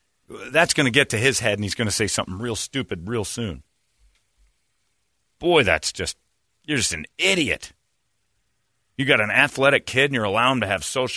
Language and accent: English; Indiana, United States; also born or lived in West Virginia; Yeah, I was raised in Indiana and West Virginia.